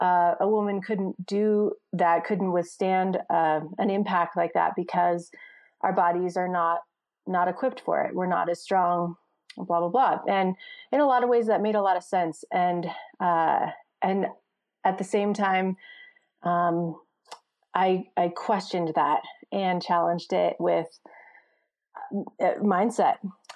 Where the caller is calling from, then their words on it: Jackson, Wyoming, United States; I am calling in from Jackson Hole, Wyoming.